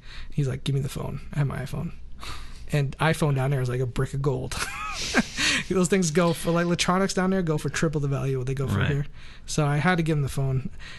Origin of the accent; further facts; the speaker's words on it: New England, United States; now in Los Angeles, United States; growing up in New England